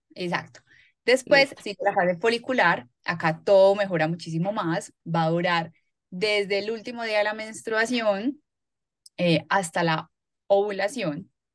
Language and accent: Spanish; Medellín, Antioquia, Colombia; Yo soy paisa, nací en Medellín, trabajo acá también en, en Medellín.